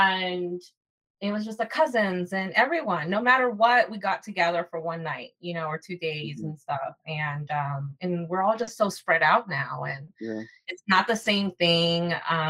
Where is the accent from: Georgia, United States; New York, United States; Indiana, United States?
Georgia, United States; Atlanta; growing up here in the States and growing up in Atlanta, far away from my family